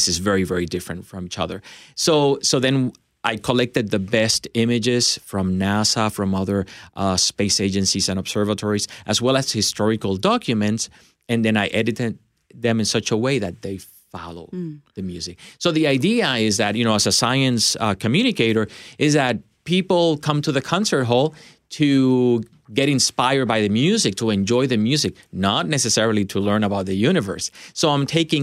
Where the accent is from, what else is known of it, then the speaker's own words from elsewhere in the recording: Puerto Rico; also born or lived in Michigan, United States / Chicago, United States; now in Nashville, United States; Originally from Puerto Rico. And then I moved to the States, Michigan, Chicago.